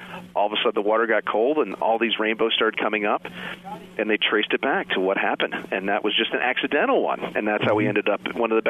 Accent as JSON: {"language": "English", "region": "Northeast", "country": "United States", "tie": "born or raised there", "said": "the Delaware River, where I grew up fishing on the Northeast"}